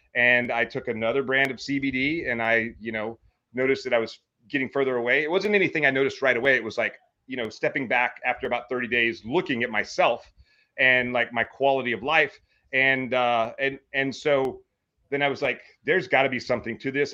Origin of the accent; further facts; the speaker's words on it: Meridian, Mississippi, United States; now in Hawaii, United States; I grew up in Meridian, Mississippi, or just outside of Meridian, Mississippi.